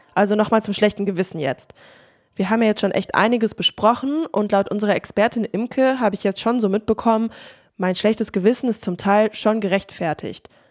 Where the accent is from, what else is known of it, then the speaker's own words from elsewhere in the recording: Hildesheim, Lower Saxony, Germany; moved away; Ich bin ja in Hildesheim aufgewachsen und jedes Mal, wenn ich meine Eltern dort besuche